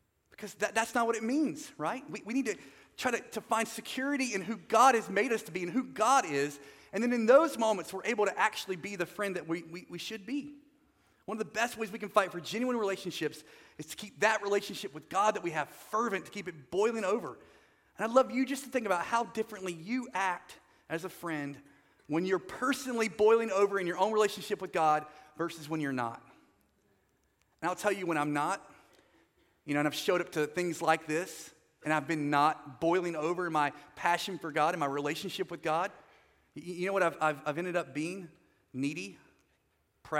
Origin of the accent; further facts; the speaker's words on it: North Carolina, United States; also born or lived in Southern California; So I'm not from California, I'm from North Carolina